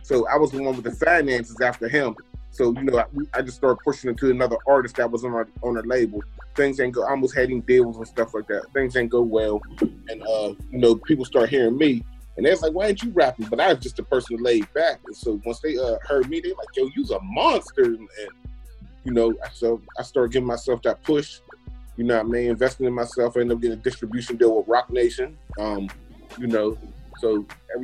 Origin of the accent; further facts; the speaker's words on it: Pittsburgh, Pennsylvania, United States; I'm from Pittsburgh.